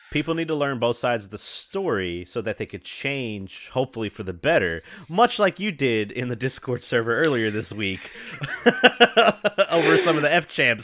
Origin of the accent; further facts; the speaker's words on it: the Bible Belt, the South, United States; I'm right in the middle of it